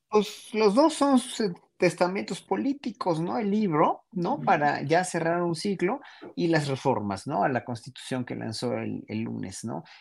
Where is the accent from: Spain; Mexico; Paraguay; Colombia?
Mexico; nosotros, pueblo mexicano